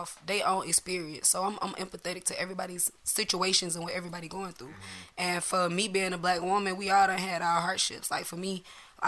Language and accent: English; Atlanta, Georgia, United States; I grew up in Adamsville, you know. From the west side of Atlanta